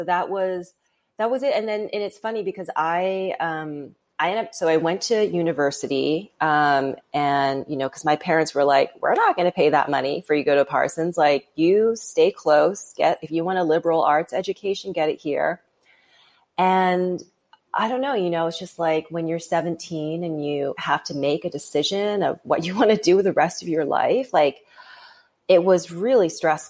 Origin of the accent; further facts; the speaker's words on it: Vancouver, British Columbia, Canada; now in United States; I grew up in Vancouver, Canada, you know, like it's a beautiful city